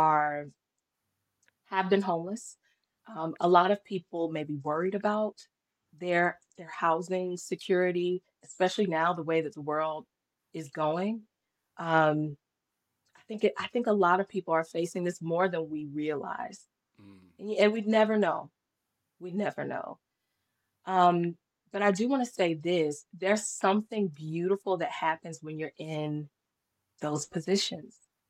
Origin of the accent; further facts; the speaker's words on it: North Carolina, United States; also born or lived in Fayetteville, North Carolina; I am from North Carolina